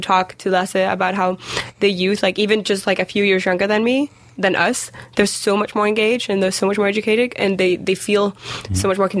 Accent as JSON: {"language": "English", "country": "Denmark", "moved": "yes", "said": "I'm from Denmark."}